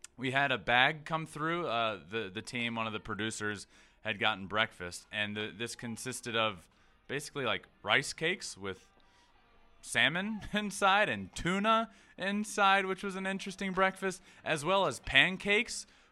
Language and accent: English; Goochland, Virginia, United States; my hometown. I'm from a very small town called Goochland, Virginia